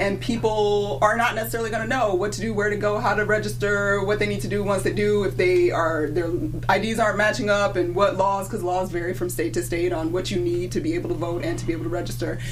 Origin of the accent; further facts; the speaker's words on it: Georgia, United States; in Georgia. My home state